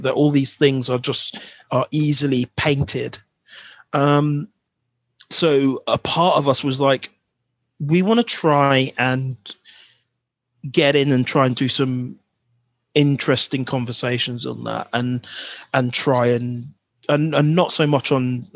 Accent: Buckinghamshire, South East England, United Kingdom; My parents are from St. Vincent, but I'm born in Buckinghamshire

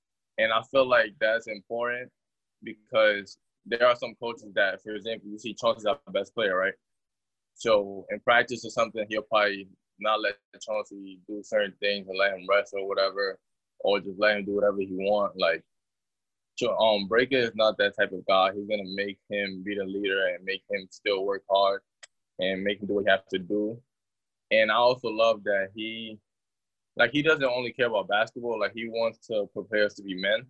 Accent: New York City, New York, United States; growing up in Brooklyn, I feel like me being a St. Francis Brooklyn Terrier is probably the best, like, fit for me because I grew up here

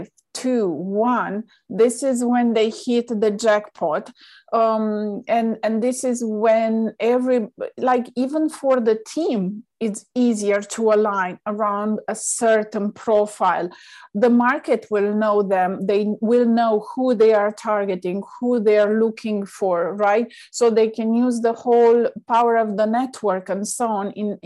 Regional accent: Romania; moved away; I'm originally from Romania

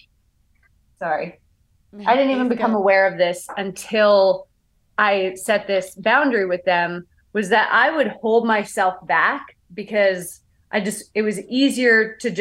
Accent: Canada; I'm from Canada

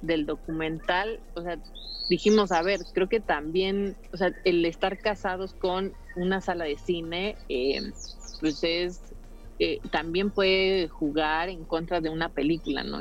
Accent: Mexico; yo me, involucro como productora mexicana para un proyecto en Costa Rica

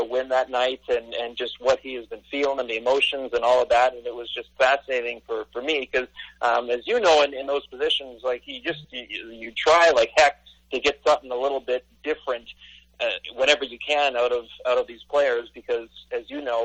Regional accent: Canada; as a Canadian kid that grew up

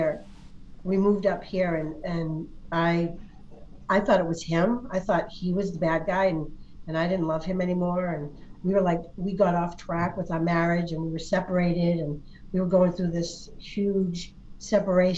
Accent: Boston, Massachusetts, United States; moved away as an adult; also born or lived in Portsmouth; I grew up in Boston

